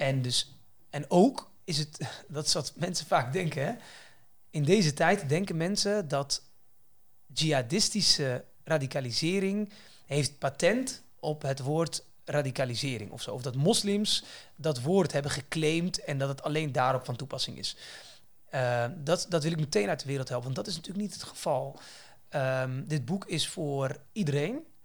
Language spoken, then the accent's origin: Dutch; Netherlands; wij hier als Nederlanders in Nederland